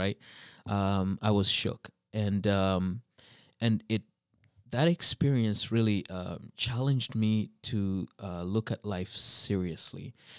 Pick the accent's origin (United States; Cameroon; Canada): Canada; Saint John, New Brunswick; also born or lived in -; But I grew up mostly in the East Coast, New Brunswick, and New Brunswick. It's a very it's a bilingual province, and so first we were in St. John, New Brunswick.